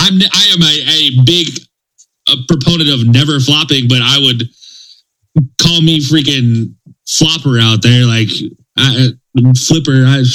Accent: Sacramento, California, United States; moved away; Well, now I don't live anywhere near any of them. And I was like, well, Sacramento got announced finally, and that's my hometown.

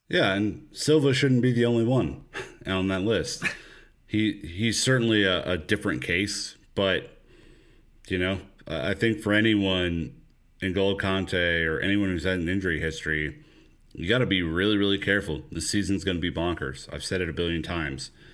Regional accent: United States; As an American

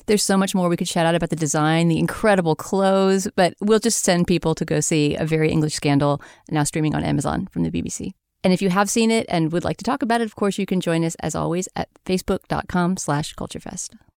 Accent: United States; a lowly Yank

